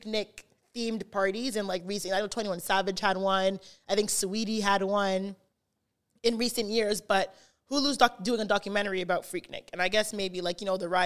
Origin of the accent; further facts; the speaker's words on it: Canada; I'm from Canada